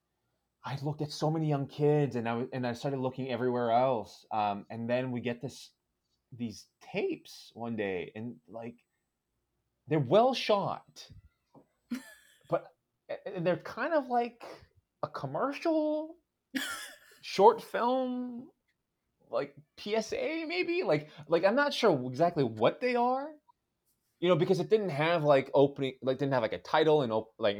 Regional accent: Victoria, British Columbia, Canada; the church I grew up going to in Victoria, BC

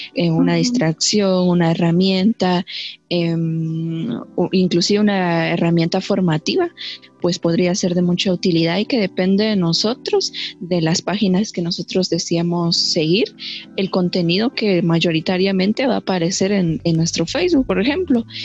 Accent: Guatemala; como guatemaltecos

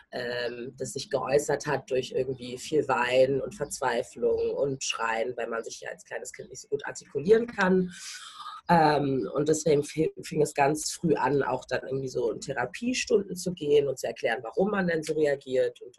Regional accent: Berlin, Germany; also ich bin in Berlin-Schöneberg groß geworden, bin auch zur Schule gegangen ähm, und auch äh, in die Kita dort.

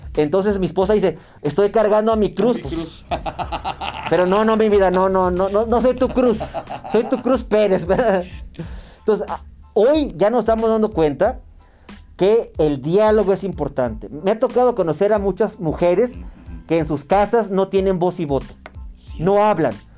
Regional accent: Torreón, Coahuila, Mexico; yo soy de Torreón, Aguila

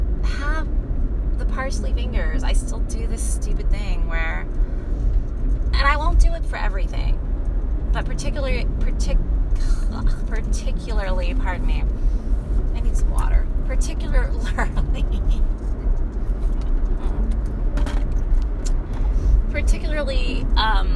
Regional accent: Sunnyvale, California, United States; I grew up in Sunnyvale, California in the valley

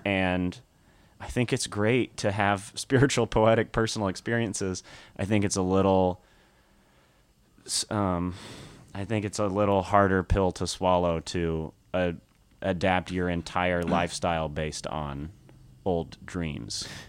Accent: Nashville, Tennessee, United States; moved away; I'm from Tennessee, Nashville, Tennessee

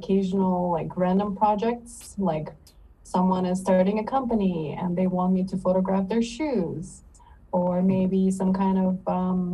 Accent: Odesa, Odesa Oblast, Ukraine; also born or lived in East Coast, United States; now in South Korea; I was born in Odessa, Ukraine

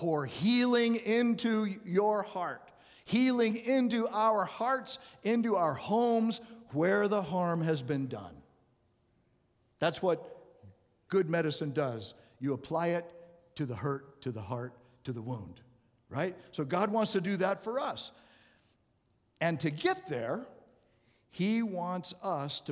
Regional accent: Arizona, United States; I grew up in Arizona

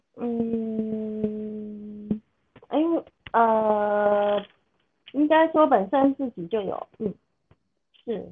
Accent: southern Taiwan, Taiwan; 因为我是南部人，我还特别去台北

